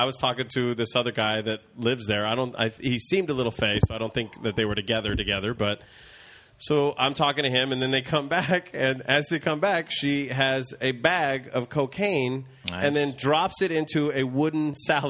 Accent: Central California, United States; I grew up in Central California

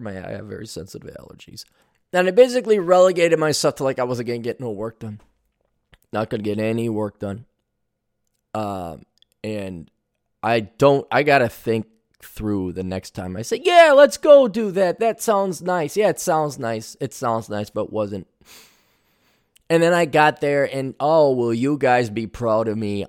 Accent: Milwaukee, Wisconsin, United States; moved away; when I was growing up in Milwaukee

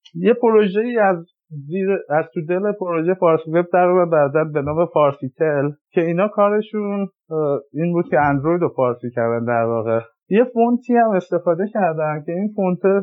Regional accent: Iran; moved away as an adult; now in California, United States; من که از ایران اومدم

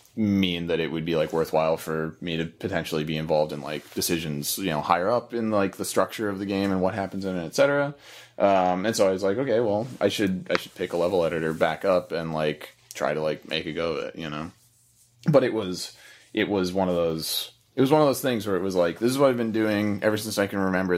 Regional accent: Florida, United States; moved away as an adult; also born or lived in Missouri / Oregon; I lived in Missouri until I was nine, I think, and then I lived in Florida till I was nineteen, and then moved to Oregon from there

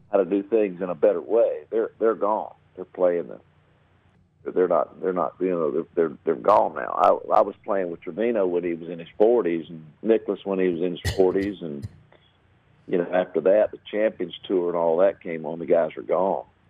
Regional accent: North Carolina, United States; also born or lived in Georgia; I wanted to go home because uh, I was from North Carolina

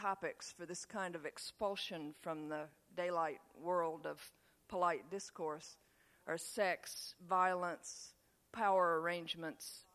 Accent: Tennessee, United States; accent: Southern; also born or lived in upstate New York; I would spend the rest of the year in Tennessee listening to my classmates down there make fun of my Yankee accent

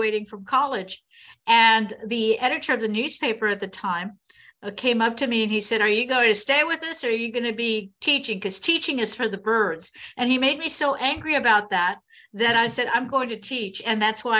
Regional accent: Corpus Christi, Texas, United States; I grew up in Corpus Christi, Texas

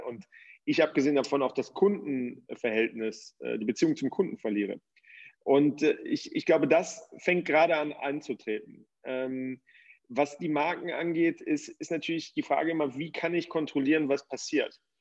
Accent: Cologne, North Rhine-Westphalia, Germany; moved away as an adult; now in Switzerland; Ich komme ursprünglich aus Köln und ähm, lebe in der Schweiz mittlerweile

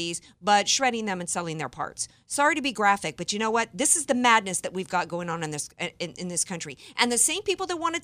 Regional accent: the South, United States; I grew up in the South

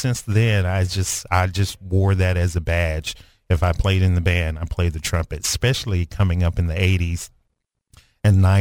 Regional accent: Dumas, Arkansas, United States; moved away; also born or lived in Kansas City; I'm from Dumas, and it's 6 of us in the family, actually 7 of us in the family

